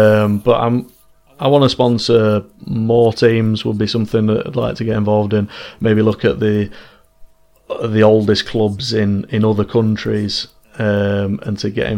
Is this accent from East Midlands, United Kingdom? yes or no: no; Manchester, North West England, United Kingdom; obviously we're from Manchester